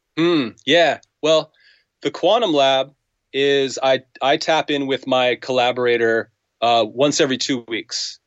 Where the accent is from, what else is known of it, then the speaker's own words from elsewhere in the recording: United States; I'm an American